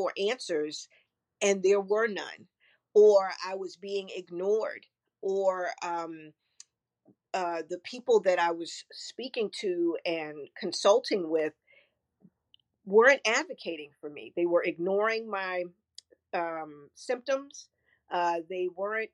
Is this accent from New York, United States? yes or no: yes; New York City, New York, United States; I'm from Flatbush, Brooklyn